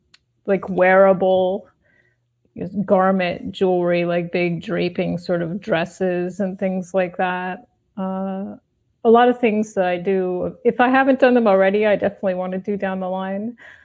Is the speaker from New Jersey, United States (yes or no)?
yes; northwestern New Jersey, United States; moved away; also born or lived in Manhattan, New York; I grew up in New Jersey, but the northwestern part near Pennsylvania.